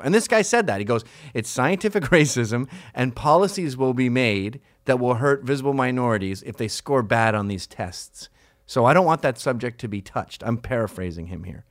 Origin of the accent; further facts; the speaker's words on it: Canada; I grew up in Canada